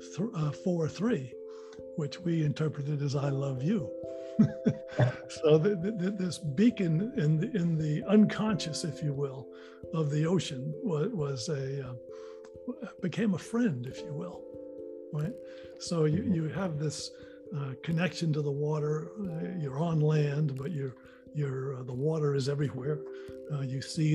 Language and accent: English; Marion, Massachusetts, United States; We bought a place in Marion, Mass. And there was a seasonal creek that ran through part of the property. And I would just spend hours, just hours, playing there as a little boy